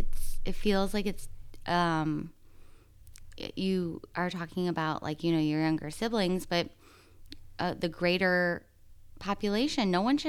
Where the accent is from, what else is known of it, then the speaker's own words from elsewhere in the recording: Midwest, United States; moved away as an adult; also born or lived in New York City / Tennessee; I grew up in the Midwest. Then I moved to New York City.